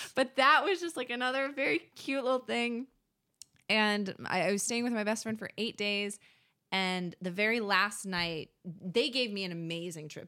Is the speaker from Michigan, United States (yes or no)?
yes; Michigan, United States; now in New York, United States; growing up in Michigan